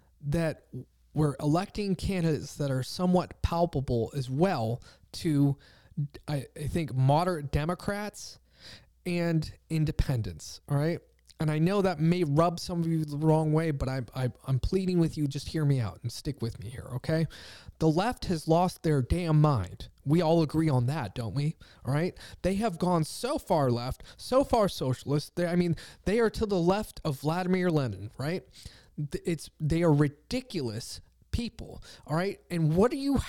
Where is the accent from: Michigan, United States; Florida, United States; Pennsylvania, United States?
Pennsylvania, United States; I'm from Pennsylvania